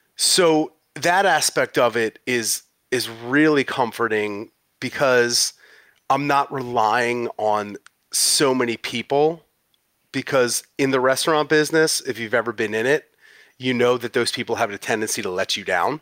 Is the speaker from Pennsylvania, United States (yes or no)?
yes; West Chester, Pennsylvania, United States; moved away as an adult; also born or lived in San Francisco, California; I'm originally from Westchester, Pennsylvania